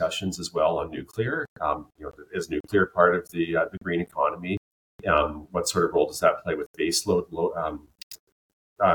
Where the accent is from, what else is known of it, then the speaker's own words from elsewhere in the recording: British Columbia, Canada; I'm from British Columbia, living in British Columbia now, as I have, it's home.